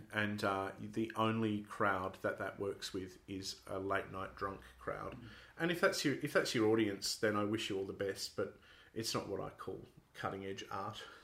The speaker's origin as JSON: {"language": "English", "town": "Sydney", "region": "New South Wales", "country": "Australia", "tie": "born or raised there", "moved": "as an adult", "lives_now": "Perth, Australia", "said": "I grew up in Sydney"}